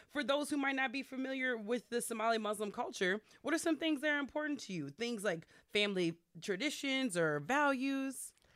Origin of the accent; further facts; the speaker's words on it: Minneapolis, Minnesota, United States; also born or lived in Chicago; I grew up, uh, over in the South Minneapolis, like Lindale, uh, area